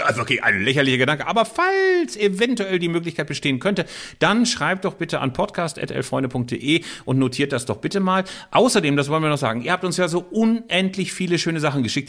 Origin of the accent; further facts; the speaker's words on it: Bielefeld, North Rhine-Westphalia, Germany; Hier bei uns in Bielefeld